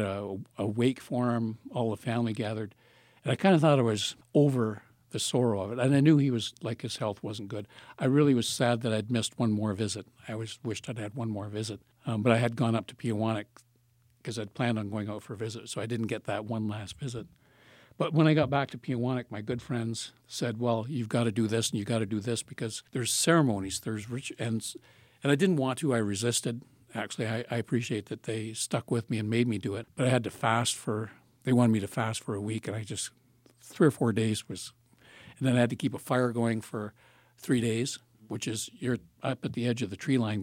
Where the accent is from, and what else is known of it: Palgrave, Ontario, Canada; now in Thunder Bay, Canada